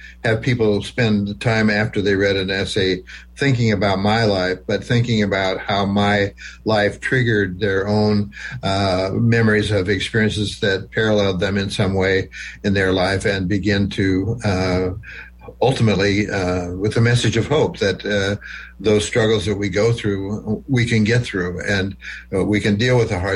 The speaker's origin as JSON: {"language": "English", "region": "small town Nebraska near Wayne", "country": "United States", "tie": "born or raised there", "moved": "yes", "said": "that's 10 miles from my hometown"}